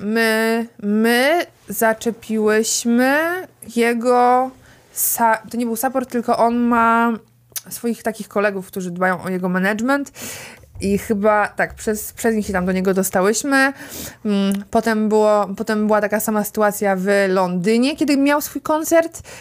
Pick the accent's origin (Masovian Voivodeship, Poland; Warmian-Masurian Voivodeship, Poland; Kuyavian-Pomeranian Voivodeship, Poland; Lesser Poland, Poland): Masovian Voivodeship, Poland; Warsaw; urodziłam się w Warszawie